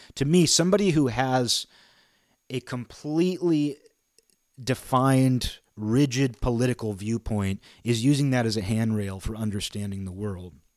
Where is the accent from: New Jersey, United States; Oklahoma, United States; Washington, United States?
Washington, United States; near Seattle; also born or lived in Olympia, Washington; I live in Olympia, Washington. I grew up near Seattle.